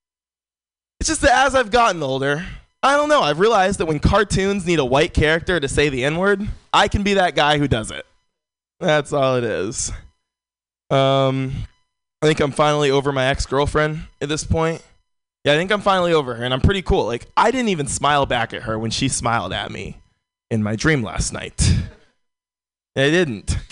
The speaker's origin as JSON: {"language": "English", "town": "San Francisco", "region": "California", "country": "United States", "tie": "born or raised there", "said": "Born and raised in San Francisco"}